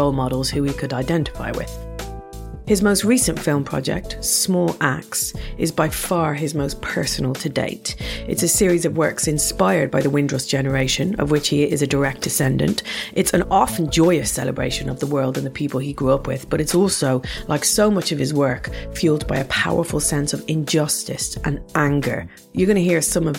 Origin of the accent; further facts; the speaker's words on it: Ireland; moved away; as an Irish person